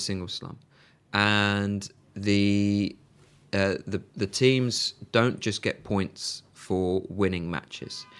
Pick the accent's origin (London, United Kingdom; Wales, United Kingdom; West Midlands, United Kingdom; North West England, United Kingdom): West Midlands, United Kingdom; Birmingham; moved away as an adult; I'm from Birmingham and Villa were the local side.